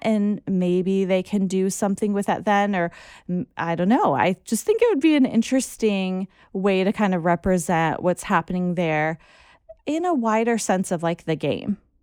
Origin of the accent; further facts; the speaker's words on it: United States; as an American